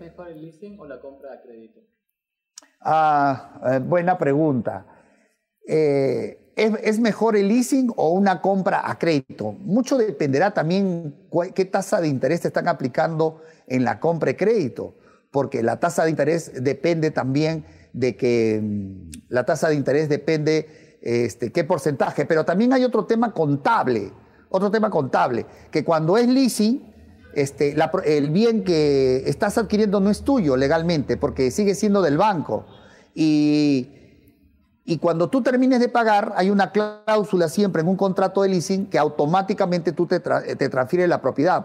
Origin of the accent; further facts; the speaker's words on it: Peru; en mi país